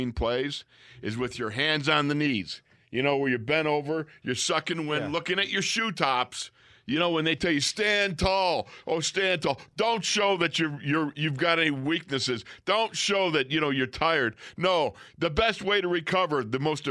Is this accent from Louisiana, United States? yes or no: no; Orchard Park, New York, United States; growing up in Buffalo, New York, Orchard Park, New York, watching the Buffalo Bills.